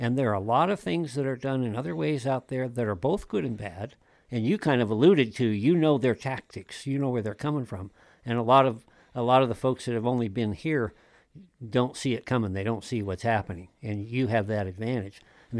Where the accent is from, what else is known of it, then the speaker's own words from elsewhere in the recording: Wyoming, United States; moved away as an adult; also born or lived in Europe / Colorado Springs, Colorado / Columbia, South Carolina; I'm a multi-generational Wyoming native